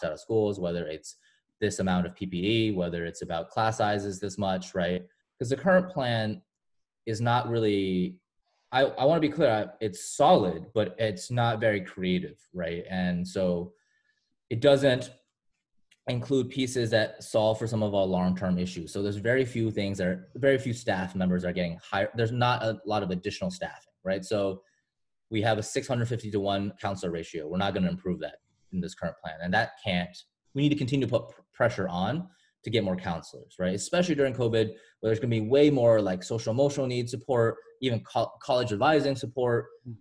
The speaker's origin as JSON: {"language": "English", "town": "Boston", "region": "Massachusetts", "country": "United States", "tie": "born or raised there", "also_born_or_lived": "China / Toronto, Canada", "moved": "yes", "lives_now": "Chicago, United States", "said": "I'm originally from Boston. Well, I'm originally from China, but I've spent most of my life in Boston"}